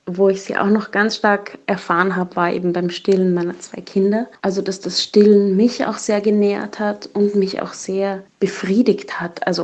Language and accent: German; Dominican Republic; Ich bin in der Dominikanischen Republik aufgewachsen und mein Kindermädchen hat mir irgendwann, da war ich so acht, neun Jahre alt, gesagt